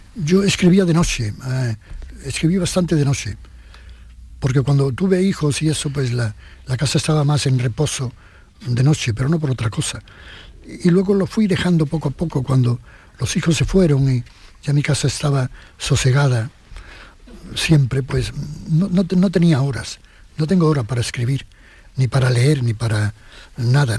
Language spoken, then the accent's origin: Spanish; Jerez de la Frontera, Andalusia, Spain; born or raised there; moved away; also born or lived in Madrid